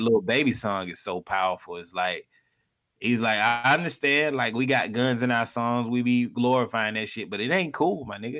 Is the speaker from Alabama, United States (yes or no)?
yes; Montgomery, Alabama, United States; moved away; I'm from Montgomery